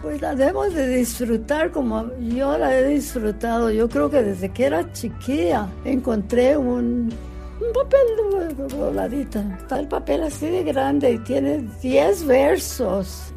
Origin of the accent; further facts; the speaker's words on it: Jerome, Arizona, United States; Soy aquí de Estados Unidos, Jerome, Arizona